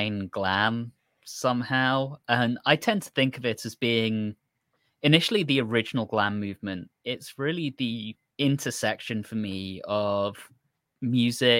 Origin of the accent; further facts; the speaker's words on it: United Kingdom; growing up as a British kid in the 90s